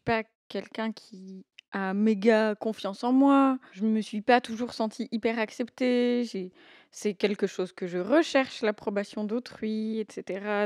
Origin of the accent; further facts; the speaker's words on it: Valais, Switzerland; j'ai 26 ans, j'ai grandi en Valais